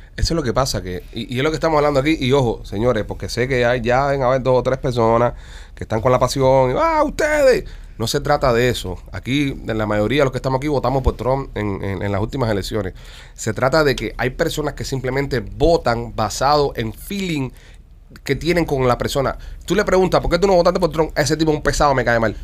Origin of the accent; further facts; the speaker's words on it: Cuba; also born or lived in South Florida; now in Florida, United States; somos cinco cubanos